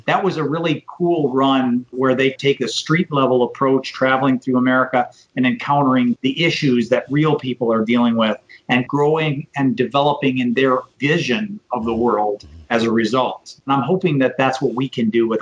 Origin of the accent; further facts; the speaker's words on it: Michigan, United States; now in Florida, United States; my home state of Michigan